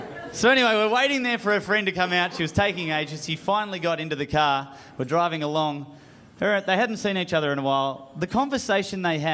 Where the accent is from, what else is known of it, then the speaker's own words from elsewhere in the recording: Australia; I am from Australia